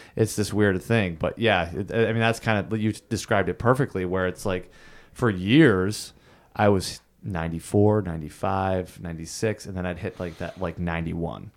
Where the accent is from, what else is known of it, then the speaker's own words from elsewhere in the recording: Thousand Islands, New York, United States; I grew up in the Thousand Islands